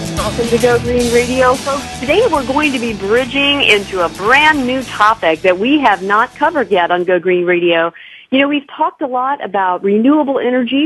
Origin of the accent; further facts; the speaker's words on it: Mount Vernon, Illinois, United States; now in California, United States; my hometown, Mount Vernon, Illinois